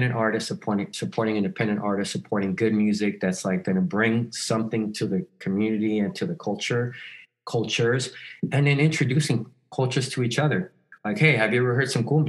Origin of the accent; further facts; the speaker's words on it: El Salvador; now in Los Angeles, United States; I'm from El Salvador